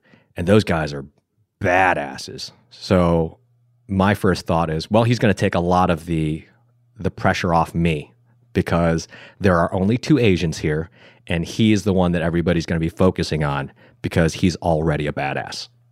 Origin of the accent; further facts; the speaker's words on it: Buffalo, New York, United States; moved away; I'm from Buffalo, New York.